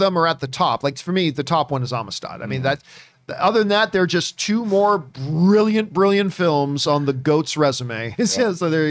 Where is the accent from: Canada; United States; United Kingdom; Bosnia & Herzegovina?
Canada; Like being Canadian, I love the French accent.